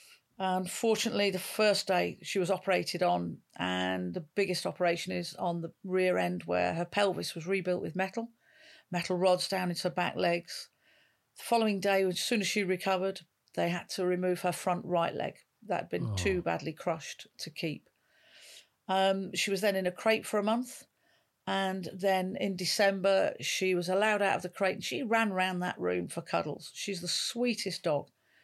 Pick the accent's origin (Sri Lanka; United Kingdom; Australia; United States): United Kingdom; North West England; moved away as an adult; now in London, United Kingdom; Originally, I moved from the northwest all the way down to London at the time in 1983, all those years ago.